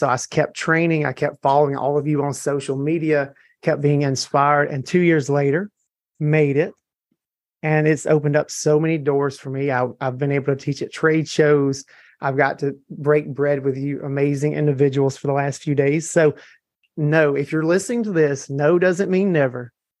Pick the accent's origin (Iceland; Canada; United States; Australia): United States; Tupelo, Mississippi; I'm from Tupelo, Mississippi.